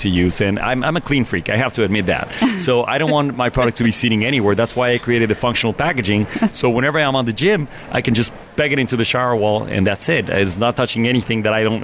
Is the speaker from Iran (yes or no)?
no; Mexico City, Mexico; moved away as an adult; now in United States; I'm originally from Mexico City, and I moved to America 11 years ago.